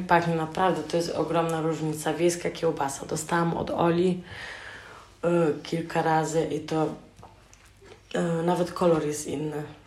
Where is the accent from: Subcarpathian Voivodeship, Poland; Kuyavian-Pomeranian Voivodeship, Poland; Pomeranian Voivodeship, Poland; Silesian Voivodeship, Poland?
Subcarpathian Voivodeship, Poland; Rzeszów; born or raised there; now in Germany